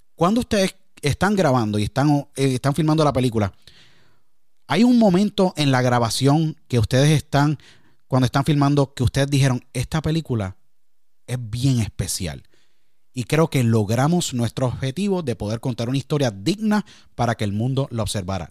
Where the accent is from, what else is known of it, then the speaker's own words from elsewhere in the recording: Puerto Rico; Yo siendo puertorriqueño